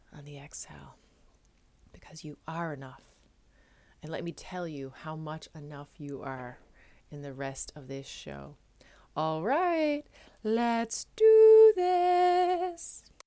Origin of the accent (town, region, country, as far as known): Newfoundland and Labrador, Canada; moved away as an adult; now in Netherlands